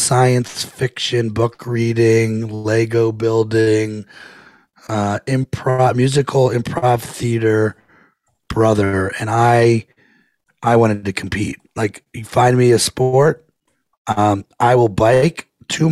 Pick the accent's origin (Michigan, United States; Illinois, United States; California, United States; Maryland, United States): Maryland, United States; Potomac; I grew up in Potomac, Maryland, right outside of Washington, D.C.